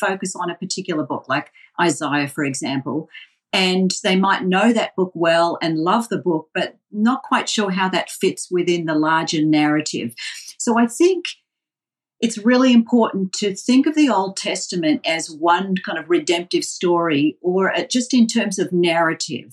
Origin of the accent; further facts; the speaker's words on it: Melbourne, Victoria, Australia; accent: Australian; now in Boston, United States; I came from Melbourne, which unfortunately you'll hear very quickly from Australian accent